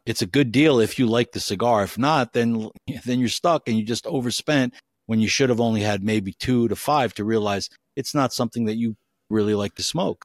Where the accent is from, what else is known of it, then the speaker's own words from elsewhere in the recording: United States; I'm an American and live in the U S